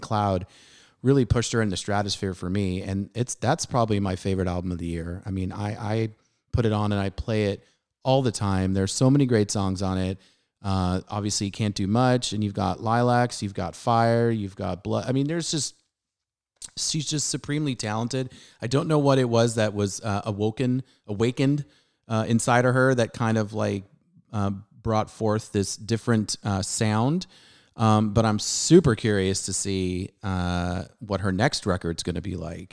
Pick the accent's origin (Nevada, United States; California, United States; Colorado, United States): California, United States; San Diego; I grew up in Southern California